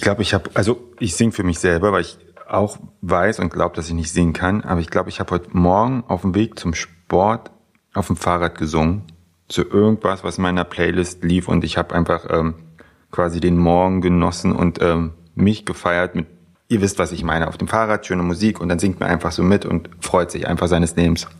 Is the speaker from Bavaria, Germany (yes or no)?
no; near Frankfurt, Brandenburg, Germany; now in Berlin, Germany; ich komme ursprünglich, äh, ursprünglich aus der Nähe von Frankfurt-Oder, aus einem kleinen Kuhdorf, quasi vom Bauernhof direkt in die Großstadt gezogen